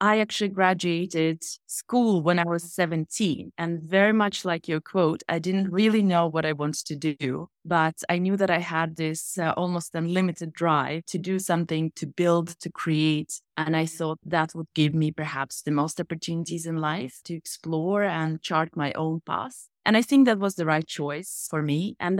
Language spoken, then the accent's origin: English; Helsinki, Uusimaa, Finland; I grew up in Helsinki, in Finland.